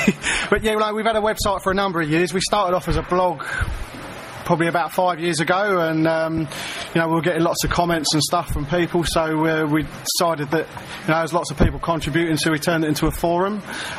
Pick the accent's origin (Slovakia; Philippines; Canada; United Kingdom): United Kingdom; moved away as an adult; now in Brisbane, Australia; I'm from Blighty. I had a season ticket from 96 to 2002, and then I came out here and been here nearly 10 years